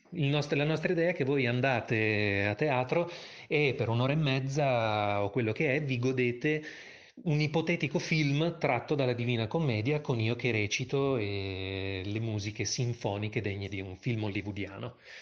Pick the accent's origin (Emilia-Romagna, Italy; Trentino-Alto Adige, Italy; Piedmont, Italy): Emilia-Romagna, Italy; Bologna; moved away as an adult; also born or lived in Rome; now in Milan, Italy; sono nato a Bologna nel lontano 1982, ma ormai vivo a Milano già da più di un decennio